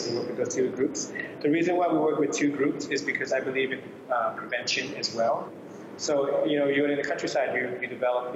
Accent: New York, New Jersey, East Coast, United States; moved away as an adult; now in Bangkok, Thailand; I grew up in the States, so East Coast, New York, New Jersey.

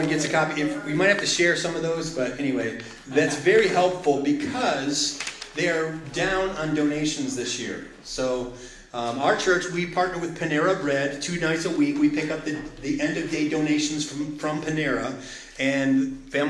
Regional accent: United States; I'm an American just like you

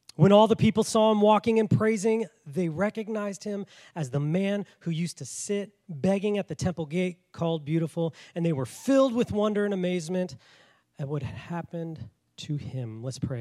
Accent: Washington, United States; accent: north; moved away as an adult; also born or lived in Colorado Springs, Colorado / Tulsa, Oklahoma; now in South Carolina, United States; I was from Washington. I I sound very north

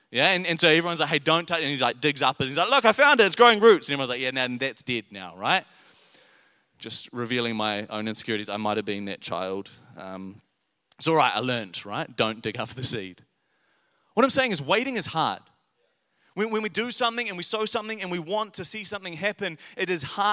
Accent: Paraparaumu, Wellington, New Zealand; I grew up in Wellington, in Paraparaumu, and it was a lower decile school

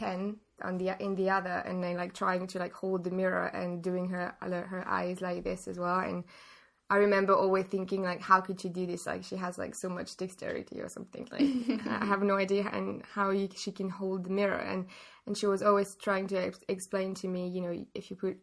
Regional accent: Paris, Île-de-France, France; also born or lived in England; I was born here. I'm from Paris.

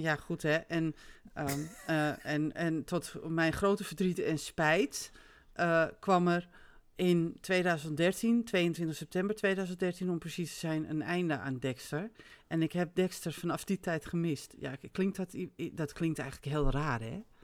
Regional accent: Netherlands; ik ben Nederlander

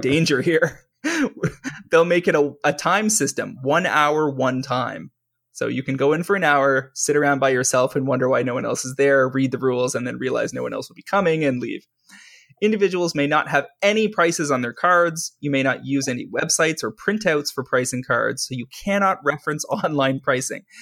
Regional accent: Canada; I am a Canadian who sells on U S platforms

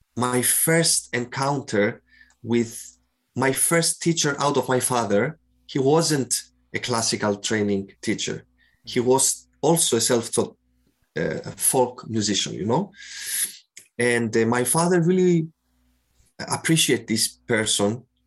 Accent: Cyprus; moved away as an adult; also born or lived in Athens, Greece / Rotterdam, Netherlands; I grew I grew up in Cyprus, where I am now as well.

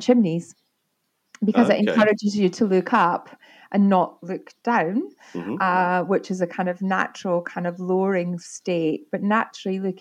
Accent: Arbroath, Scotland, United Kingdom; also born or lived in Fraserburgh; I was born in Fraserburgh. My dad worked for Caterpillar in the marine side of things. And we moved to Arbroath because he had a boat building

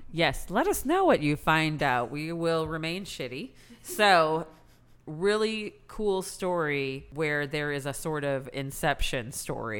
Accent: United States; as an Indian person born in America

